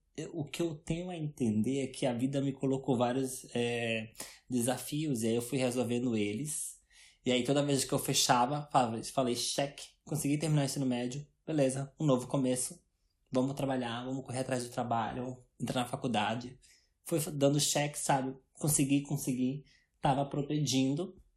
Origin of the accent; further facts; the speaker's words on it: Brazil; moved away as an adult; eu nunca acharia que eu ia sair do Brasil aos 21 anos